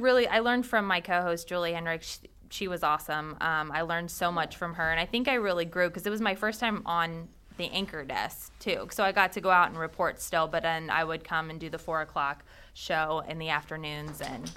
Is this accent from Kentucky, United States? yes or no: yes; Northern Kentucky, United States; also born or lived in Lexington, Kentucky / Indiana; I was born in Lexington, so I have family here. Okay. My grandma, my dad, they all live here. But then I kind of moved around in Indiana for a while. But then in sixth grade, I moved back to Northern Kentucky, and I kind of stayed there.